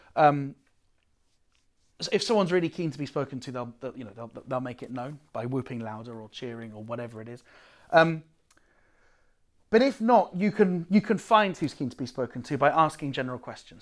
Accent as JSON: {"language": "English", "country": "United Kingdom", "moved": "yes", "lives_now": "Amsterdam, Netherlands"}